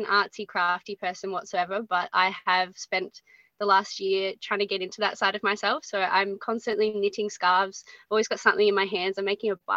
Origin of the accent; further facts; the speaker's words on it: Geelong, Victoria, Australia; I grew up in Geelong on the Surf Coast, been based here my whole life